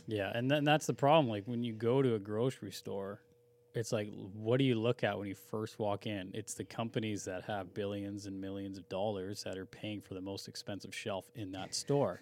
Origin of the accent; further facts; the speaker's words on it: Langley, British Columbia, Canada; I grew up in Brookswood